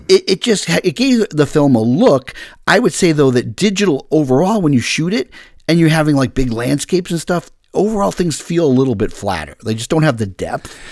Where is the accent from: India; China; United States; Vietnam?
United States; Massachusetts; I'm from Massachusetts